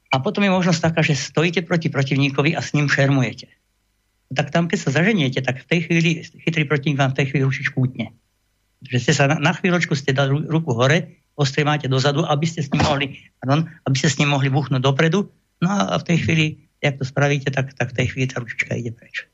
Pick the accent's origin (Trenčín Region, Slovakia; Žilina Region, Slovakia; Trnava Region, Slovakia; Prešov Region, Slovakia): Trnava Region, Slovakia; Vrbové; Ja som vyrastal vo Vrbovom starých rodičov